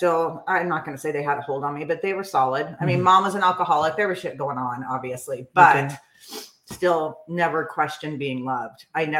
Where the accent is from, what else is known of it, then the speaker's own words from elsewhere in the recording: San Clemente, California, United States; I was born in San Clemente, raised in San Clemente.